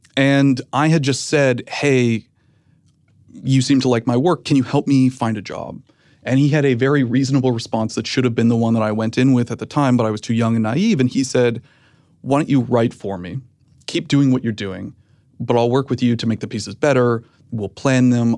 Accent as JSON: {"language": "English", "country": "Canada", "moved": "as an adult", "lives_now": "United States", "said": "I'm Canadian. I had recently moved to the United States."}